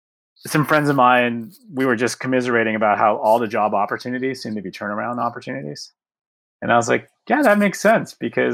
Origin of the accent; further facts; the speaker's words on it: Chicago, Illinois, United States; the beauty of being a Chicagoan